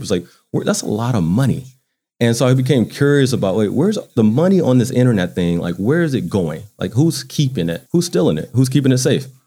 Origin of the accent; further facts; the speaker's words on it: Baton Rouge, Louisiana, United States; moved away as an adult; now in Atlanta, United States; grew up in Baton Rouge. I went to high school in Baton Rouge